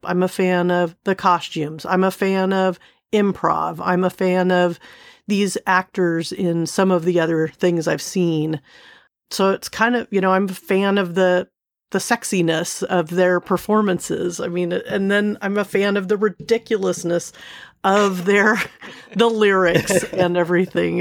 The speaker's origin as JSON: {"language": "English", "town": "Seal Beach", "region": "California", "country": "United States", "tie": "born or raised there", "said": "I grew up in Southern California, um, Seal Beach, California"}